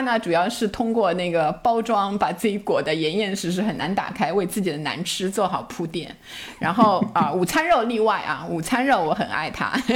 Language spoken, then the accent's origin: Chinese; Shanghai, China; 我小时候在上海